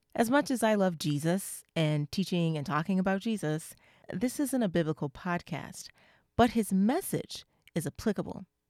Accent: United States; I'm from the U S

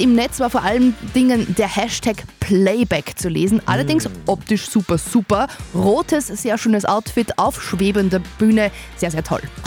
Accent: Windischgarsten, Upper Austria, Austria; ich bin eine gebürtige Windischgastnerin

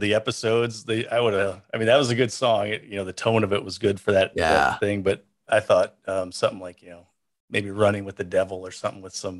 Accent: Midwest, United States; I grew up in the Midwest

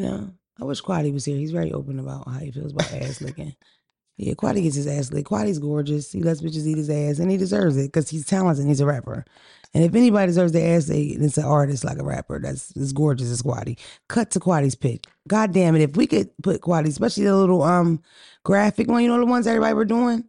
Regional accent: Atlanta, Georgia, United States; we're from Atlanta

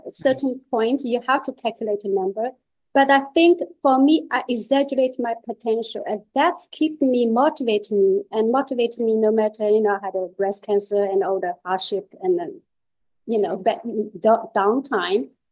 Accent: China; English is a second language; moved away as an adult; now in Netherlands; I came from China with one pair of chopsticks and two luggages

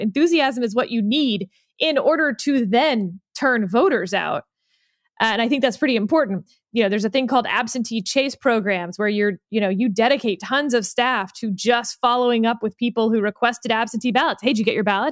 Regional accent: Houston, Texas, United States; I come from Houston, the land of over air conditioning

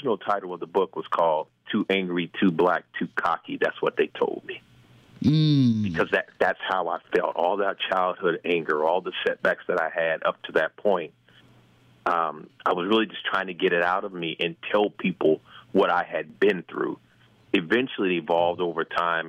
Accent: Indianapolis, Indiana, United States; moved away as an adult; now in Florida, United States; I'm originally from Indianapolis, born and raised. Actually grew up in Irvington, went to Howe, went to Indiana State, and, moved away about 28, 29 years ago

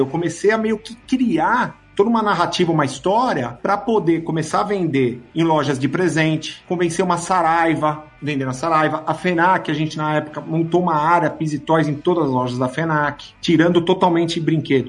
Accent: Brazil; a gente é brasileiro

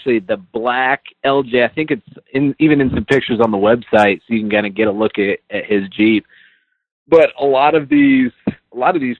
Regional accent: northern Indiana, United States; I'm currently in northern Indiana. That's where I live, not too far from kind of where all of our plants are. All of our plants are in Elkhart, Indiana. And so I was born and raised right around here

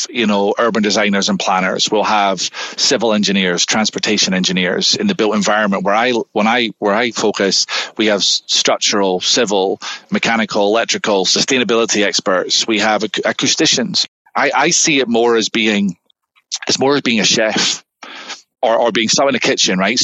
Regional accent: Scotland, United Kingdom; moved away as an adult; now in Southern California, United States; back in Scotland, where I'm from

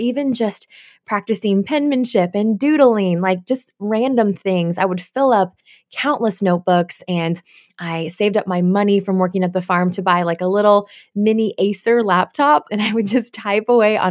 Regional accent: Oregon, United States; also born or lived in South Korea; I was actually adopted when I was really young from South Korea. My brother and I both were. We don't remember that because we were so young, but we were raised here in Oregon

